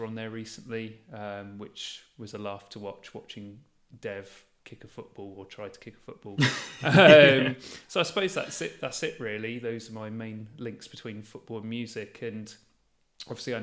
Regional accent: the South Coast, South East England, United Kingdom; I'm from the South Coast

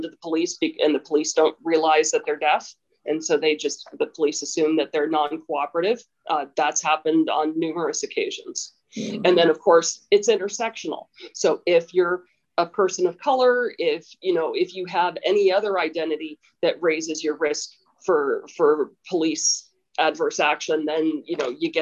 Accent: United States

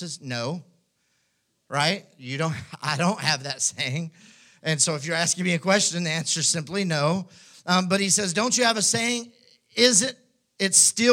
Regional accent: West Texas, United States; now in Houston, United States; I grew up in West Texas

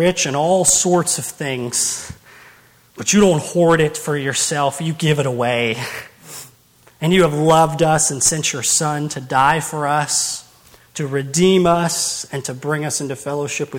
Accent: Owensboro, Kentucky, United States; born and raised in Owensboro. I've been there my whole life

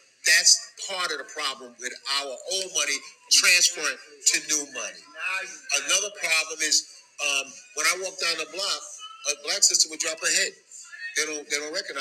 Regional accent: New York City, New York, United States; also born or lived in Bedford-Stuyvesant, Brooklyn; I was born in Coney Island, and I came in, my father bought a house over there

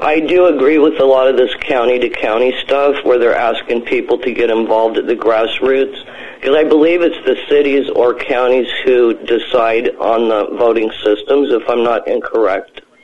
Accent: Wisconsin, United States; I'm from Wisconsin

